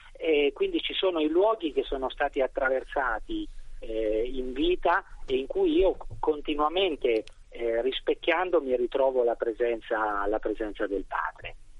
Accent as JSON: {"language": "Italian", "town": "Sansepolcro", "region": "Tuscany", "country": "Italy", "said": "io vengo da San Sepolcro"}